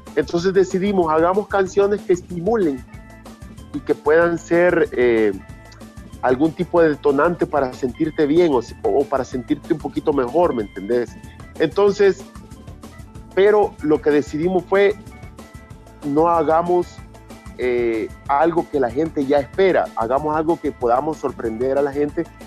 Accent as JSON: {"language": "Spanish", "town": "Chalchuapa", "region": "Santa Ana", "country": "El Salvador", "moved": "yes", "lives_now": "San Salvador, El Salvador", "said": "yo vengo de un pueblo también, yo soy de Chalchuapa, del interior del país"}